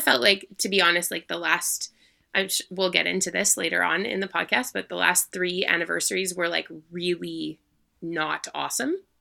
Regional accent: Manitoba, Canada; moved away; I'm actually originally from Manitoba

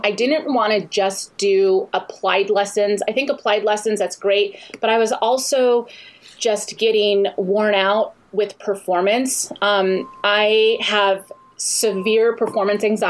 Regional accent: San Clemente, California, United States; also born or lived in Honolulu, Hawaii; I grew up in Southern California. in San Clemente. I was born in Honolulu, but we came

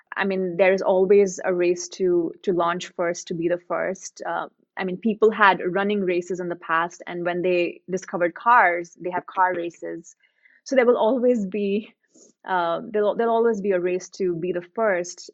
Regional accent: India; coming from India, growing up in India

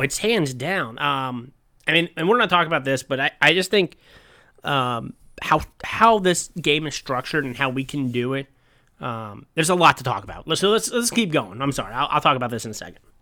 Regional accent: United States; as an American

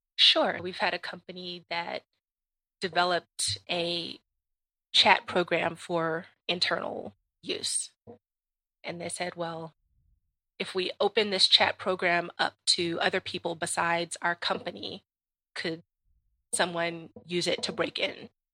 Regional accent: Washington, District of Columbia, United States; I grew up in Washington, D C

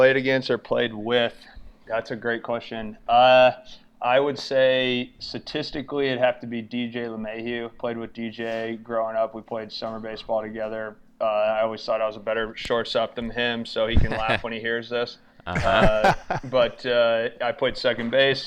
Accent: Farmington, Michigan, United States; also born or lived in Ohio; I grew up in Michigan, moved to Ohio, played high school baseball in Ohio for a year, and then I moved back to Michigan, where I settled in at Farmington, graduated from there

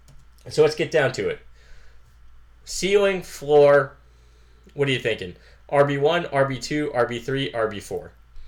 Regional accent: Massachusetts, United States; We're from Massachusetts, and it's cold.

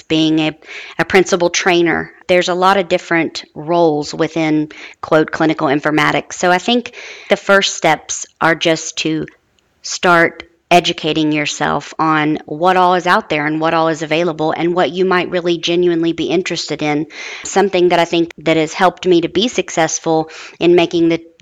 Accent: Huntington, West Virginia, United States; moved away; I'm originally from Huntington, West Virginia.

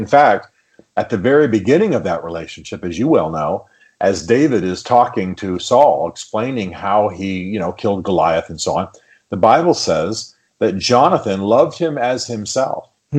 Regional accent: Germany; I'm not just from the North. I'm from Germany. {S2} Right. {S1} You know, by upbringing, not by ethnicity.

